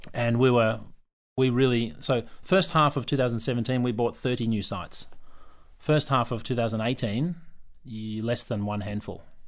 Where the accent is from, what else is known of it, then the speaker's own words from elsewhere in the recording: Yarra Glen, Victoria, Australia; moved away as an adult; also born or lived in China; now in Melbourne, Australia; I grew up in Yarra Glen. I come from a place where there's a bit of space and land.